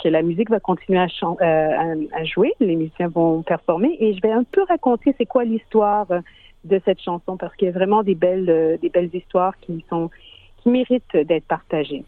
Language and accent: French; Montreal, Quebec, Canada; moved away as an adult; now in Sydney, Australia; je suis née à Montréal de parents haïtiens et j'ai immigré en Australie environ presque dix ans